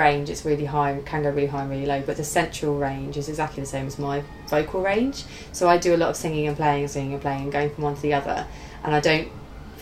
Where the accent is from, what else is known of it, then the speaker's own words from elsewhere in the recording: Ashford, South East England, United Kingdom; also born or lived in Birmingham / Nottingham; I'm kind of born and bred in Kent